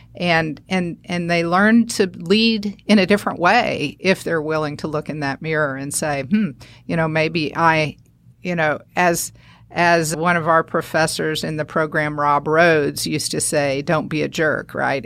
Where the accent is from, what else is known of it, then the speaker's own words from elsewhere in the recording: northern Alabama, United States; moved away; also born or lived in Saint Louis, Missouri; So we moved there, and that's where I spent my, through high school